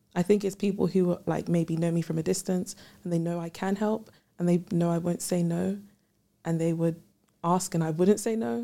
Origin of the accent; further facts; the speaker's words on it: London, United Kingdom; also born or lived in Ghana; I'm from London